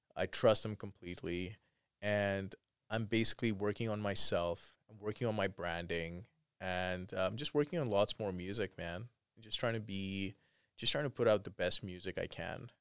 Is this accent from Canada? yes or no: yes; Canada; I'm Canadian